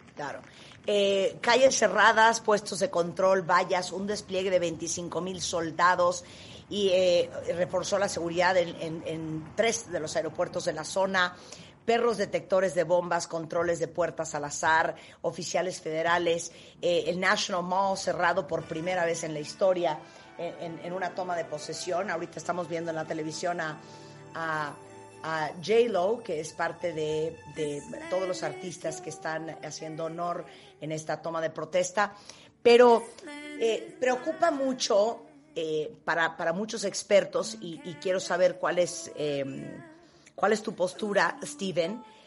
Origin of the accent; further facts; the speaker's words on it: Mexico; nosotros como mexicanos